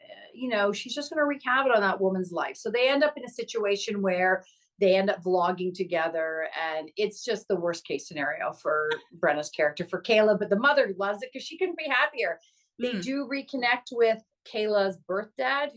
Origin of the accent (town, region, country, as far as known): Canada